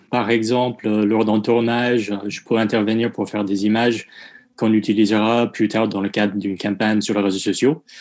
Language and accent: French; United States; French is a second language; now in France; Non, pas, pas, du tout. Moi je suis américain.